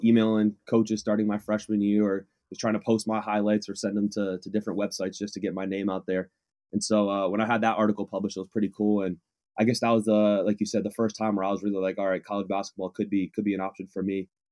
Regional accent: Waterbury, Connecticut, United States; moved away as an adult; also born or lived in Southern California; now in Claremont, United States; I'm from Waterbury, Connecticut, but I go to school here in Southern California

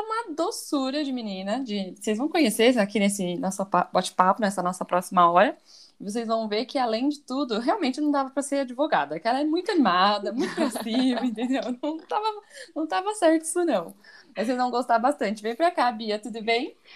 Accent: São Paulo, Brazil; now in Guarulhos, Brazil; eu também sou de São Paulo, nasci em São Paulo, moro em Guarulhos há 10, 11 anos

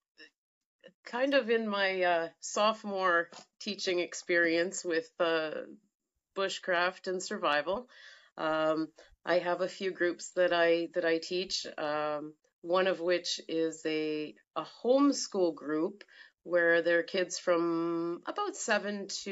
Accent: Timmins, Ontario, Canada; moved away as an adult; also born or lived in Toronto; now in Sudbury, Canada; I grew up in Timmins on 80 acres.

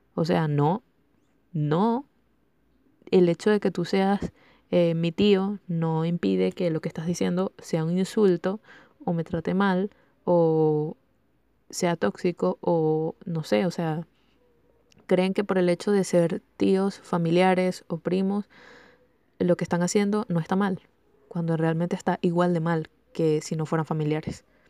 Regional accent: Venezuela; soy venezolana

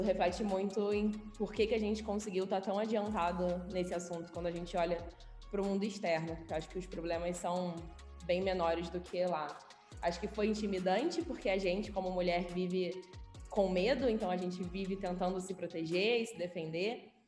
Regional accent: Rio de Janeiro, Brazil; moved away as an adult; now in Belo Horizonte, Brazil; sou carioca, nascida e criada no Rio. Vim para BH tem um ano, mais ou menos.

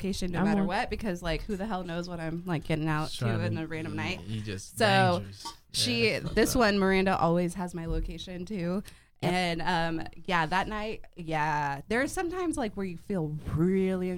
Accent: Flower Mound, Texas, United States; Flower Mound, I grew up in Flower Mound

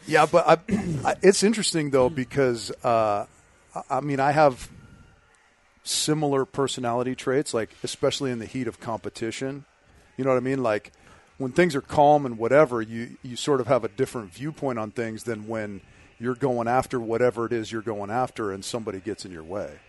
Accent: Southern California, United States; growing up in Southern California

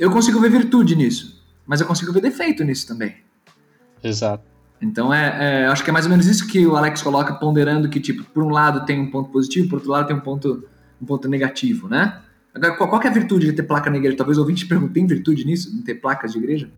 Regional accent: São Paulo, Brazil; Eu sou paulistano

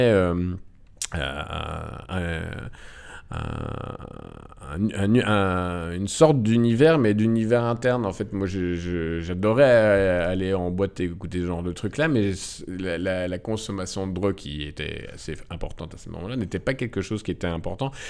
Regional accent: Morocco; moi, je suis originaire du Maroc

